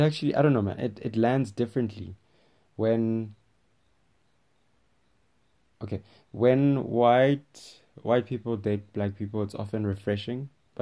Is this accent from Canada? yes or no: no; Rustenburg, North West, South Africa; I'm from Rustenburg, Northwest